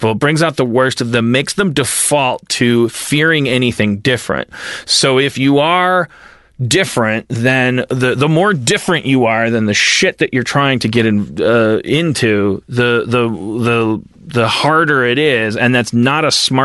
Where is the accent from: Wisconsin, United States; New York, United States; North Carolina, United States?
Wisconsin, United States; I'm from Wisconsin